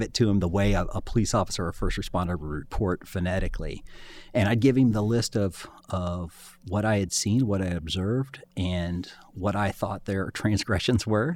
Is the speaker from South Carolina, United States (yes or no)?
no; Springfield, Ohio, United States; I had, I had grown up in, in Clark County.